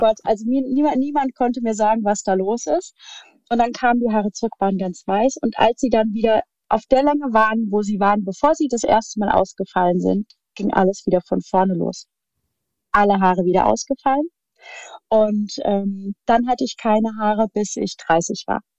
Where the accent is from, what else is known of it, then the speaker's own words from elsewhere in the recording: near Darmstadt, Hesse, Germany; ich komme aus dem schönen Hessen und äh, Äh, bin in der Nähe von Darmstadt aufgewachsen, wo ich auch tatsächlich jetzt immer noch lebe oder wieder lebe.